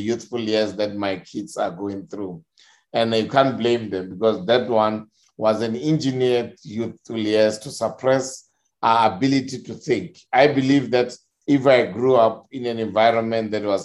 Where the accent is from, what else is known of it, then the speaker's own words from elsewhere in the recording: South Africa; As a South African youth during our time